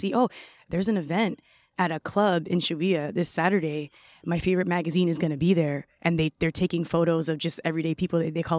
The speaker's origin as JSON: {"language": "English", "town": "White Plains", "region": "New York", "country": "United States", "tie": "born or raised there", "also_born_or_lived": "Bronx", "said": "So my family, we moved from the Bronx to White Plains. White Plains is in Westchester. It's more suburban. You know, it's a different vibe. So I went to high school upstate."}